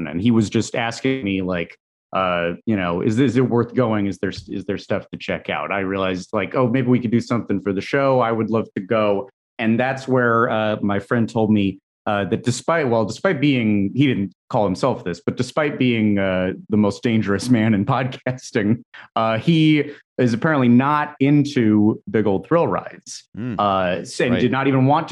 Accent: Los Angeles, California, United States; growing up in Los Angeles

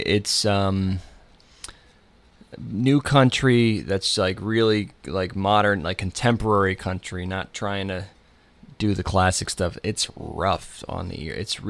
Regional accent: New Jersey, United States; I grew up in North Jersey, and we never had a country station.

